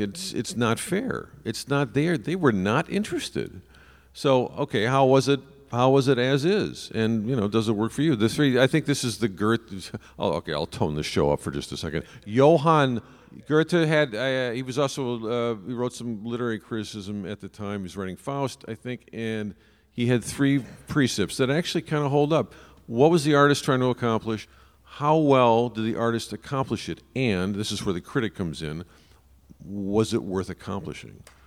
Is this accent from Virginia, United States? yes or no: no; Chicago, Illinois, United States; as a Chicagoan